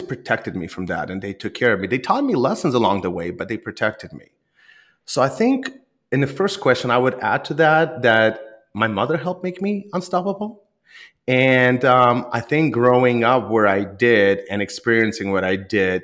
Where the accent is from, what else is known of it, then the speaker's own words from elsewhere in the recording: Rostov, Yaroslavl Oblast, Russia; now in United States; I originally was born in Russia, and I was born in a small town called Rostov, just southeast of Moscow